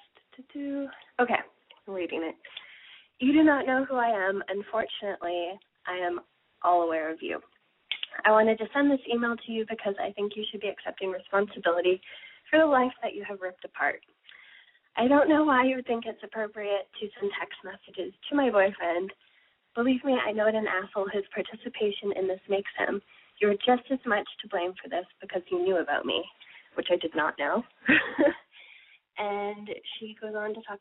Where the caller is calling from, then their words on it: Toronto, Ontario, Canada; I'm calling from Toronto